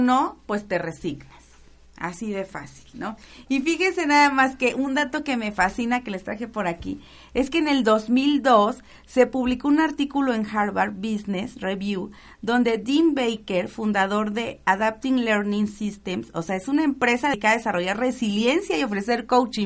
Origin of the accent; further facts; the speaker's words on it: Tabasco, Mexico; moved away; Tabasco, porque es mi tierra